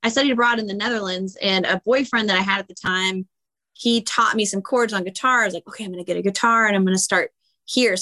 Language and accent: English; San Francisco Bay Area, California, United States; born or raised there; also born or lived in Huntington Beach, California